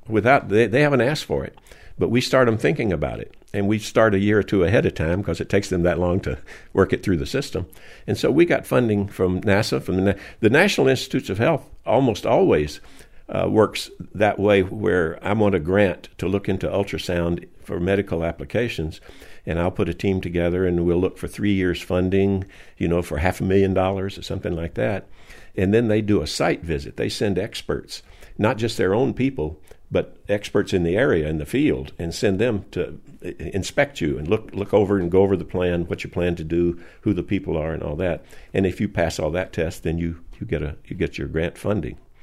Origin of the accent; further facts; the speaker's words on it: Alabama, United States; moved away as an adult; also born or lived in Georgia / Palo Alto, California; I grew up in the South. I was born in Alabama